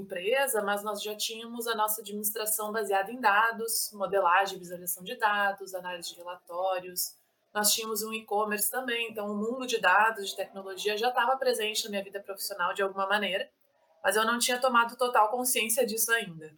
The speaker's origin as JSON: {"language": "Portuguese", "town": "Porto Alegre", "region": "Rio Grande do Sul", "country": "Brazil", "tie": "born or raised there", "moved": "as an adult", "lives_now": "Balneário Camboriú, Brazil", "said": "eu sou gaúcha, nasci em Porto Alegre, mas hoje eu moro em Balneário Camboriú, Santa Catarina"}